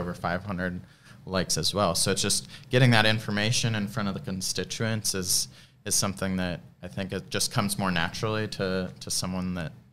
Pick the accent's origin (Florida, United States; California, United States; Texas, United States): Florida, United States; Treasure Island; I grew up in Treasure Island